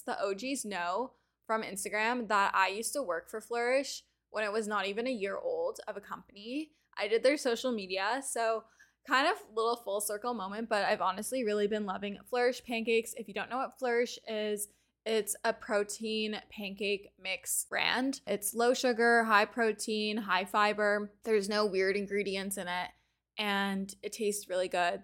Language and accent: English; Canada; being a Canadian